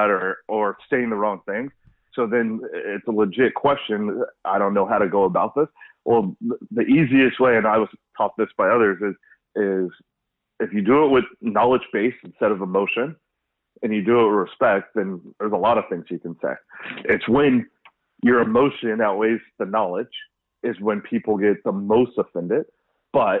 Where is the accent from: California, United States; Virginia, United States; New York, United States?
California, United States; Los Angeles; now in West Bloomfield, United States; I'm from Los Angeles